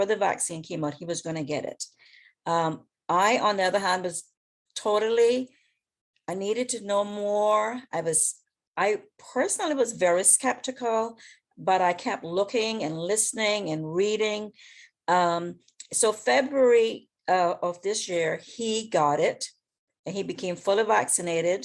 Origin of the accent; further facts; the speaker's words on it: West Bay, Cayman Islands; also born or lived in Washington, D.C.; now in Florida, United States; I'm from West Bay, right? Originally